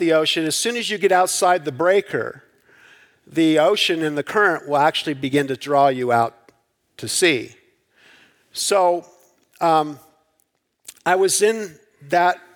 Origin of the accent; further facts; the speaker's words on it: Southern California, United States; I grew up in Southern California